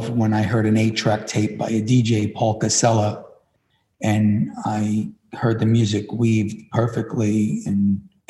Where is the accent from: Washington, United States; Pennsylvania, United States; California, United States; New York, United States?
New York, United States; New York City; I was born and raised in Williamsburg, Brooklyn, where all the trendiness is now.